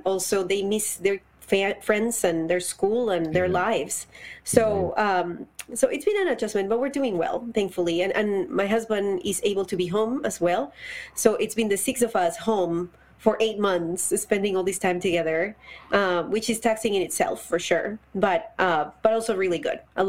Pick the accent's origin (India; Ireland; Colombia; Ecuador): Colombia; Bogotá, Bogotá Capital District; moved away as an adult; Colombia. I was born and raised there. I moved here when I was 24 years old.